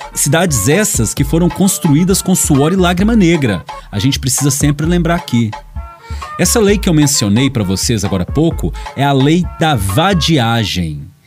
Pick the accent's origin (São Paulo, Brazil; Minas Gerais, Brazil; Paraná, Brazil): Minas Gerais, Brazil; Belo Horizonte; now in Timóteo, Brazil; Eu nasci numa quebrada de Belo Horizonte, numa favela arrumada